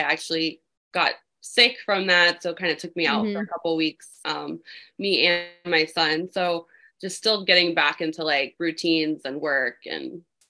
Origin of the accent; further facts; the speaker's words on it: Florida, United States; Yeah, I was.